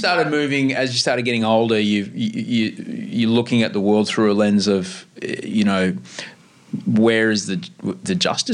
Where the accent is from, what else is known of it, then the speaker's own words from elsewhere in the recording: Queensland, Australia; I grew up in Queensland